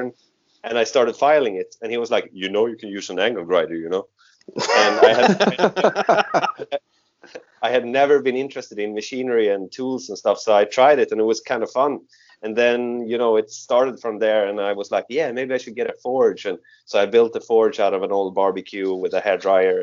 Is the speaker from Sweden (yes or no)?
yes; Sweden; I'm from the Kingdom of Sweden